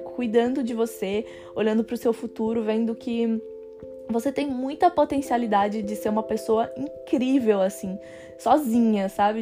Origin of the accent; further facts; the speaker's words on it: Brazil; moved away as an adult; now in France; eu posso voltar para o Brasil